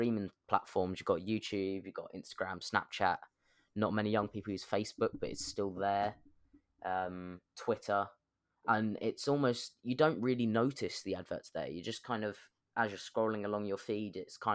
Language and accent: English; London, United Kingdom; I'm from South London